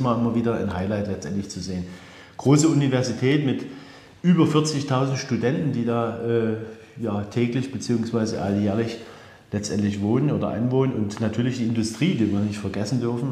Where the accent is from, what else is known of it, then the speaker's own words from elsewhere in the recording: Dresden, Saxony, Germany; als Dresdner